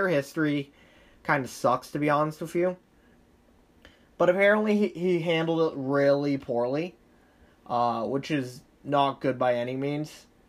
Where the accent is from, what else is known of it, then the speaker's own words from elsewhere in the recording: Thailand; English is a second language; I'm from Thailand. I know this stuff.